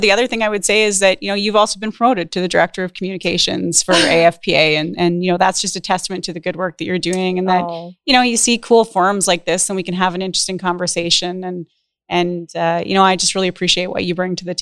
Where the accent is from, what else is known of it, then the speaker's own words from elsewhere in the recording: Saskatchewan, Canada; moved away as an adult; also born or lived in Alberta; I'm born and raised in Saskatchewan, spent most of my adult life in Alberta